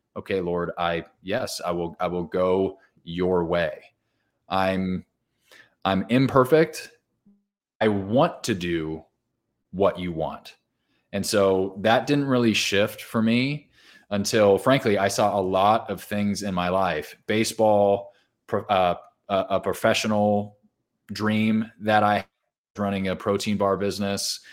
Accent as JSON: {"language": "English", "region": "Southern California", "country": "United States", "tie": "born or raised there", "said": "I grew up in Southern California"}